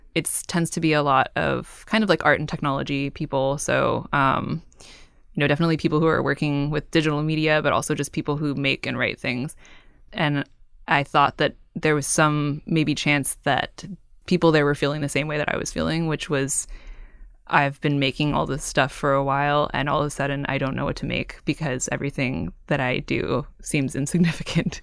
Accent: Cupertino, California, United States; also born or lived in San Francisco; now in Oakland, United States; I grew up in Cupertino and I, I now live in Oakland and I lived in San Francisco before

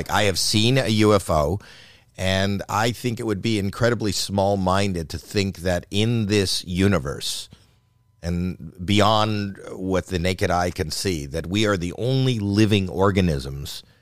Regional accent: Canada; now in United States; The first time I came over the border from Canada, I didn't have the right paperwork

